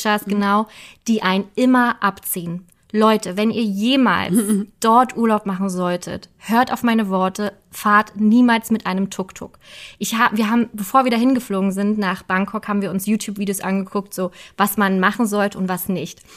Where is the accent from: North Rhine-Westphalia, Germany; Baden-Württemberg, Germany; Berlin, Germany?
Berlin, Germany; wir sind gebürtige Berliner, deswegen kennen wir einfach unsere Stadt.